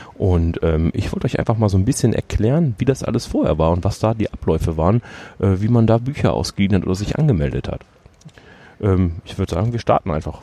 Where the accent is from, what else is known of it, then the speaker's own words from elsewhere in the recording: Düsseldorf, North Rhine-Westphalia, Germany; ich bin ja gebürtiger Düsseldorfer.